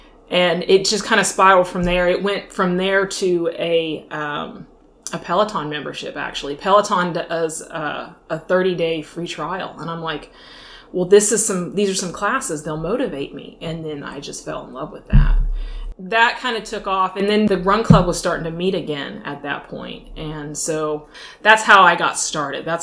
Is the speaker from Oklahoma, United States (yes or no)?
yes; Tulsa, Oklahoma, United States; also born or lived in Virginia; now in Virginia Beach, United States; I grew up in Tulsa, Oklahoma